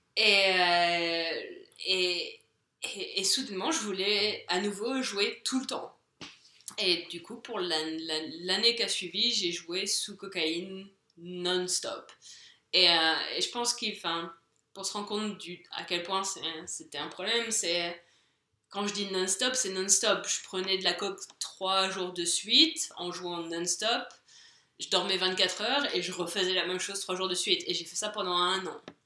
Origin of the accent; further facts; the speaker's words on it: France; moved away as an adult; now in England, United Kingdom; je suis française, je suis en Angleterre